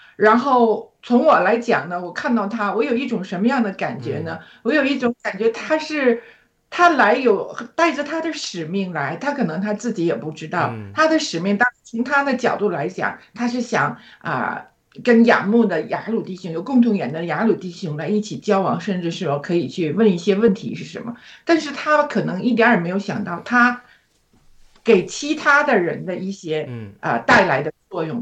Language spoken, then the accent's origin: Chinese; China; now in Australia; 而我们中国人呢，却一直是，呃，崇尚西方